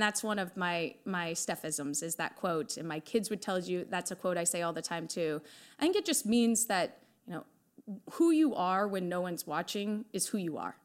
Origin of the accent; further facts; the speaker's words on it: Iowa, United States; obviously born and raised in Iowa.